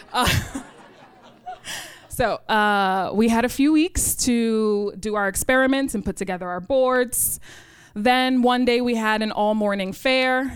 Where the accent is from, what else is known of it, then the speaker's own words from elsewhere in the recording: New York City, New York, United States; I grew up in Rochdale Village.